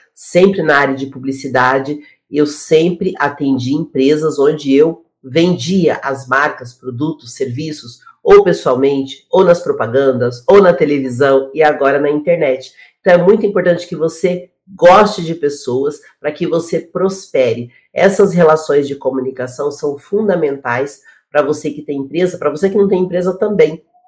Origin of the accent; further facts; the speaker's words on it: Paraná, Brazil; Eu sou do sul do Brasil, sou do Paraná